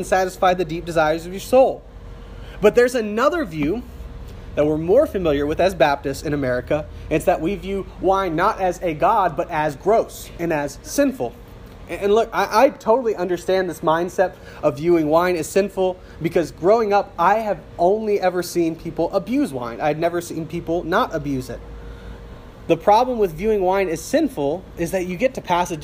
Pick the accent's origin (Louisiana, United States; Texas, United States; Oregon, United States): Louisiana, United States; South; I grew up in South Louisiana where it's legal to have an open beverage in the street